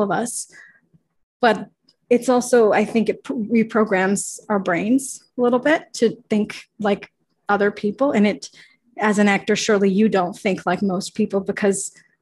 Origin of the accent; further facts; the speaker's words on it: Ottawa, Ontario, Canada; now in Toronto, Canada; I'm from Ottawa, which is actually just like 2 hours from Montreal